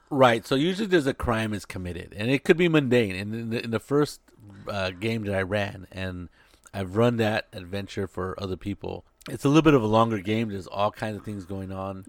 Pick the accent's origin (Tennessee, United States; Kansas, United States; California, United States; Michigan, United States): California, United States; Salinas; I was growing up in Salinas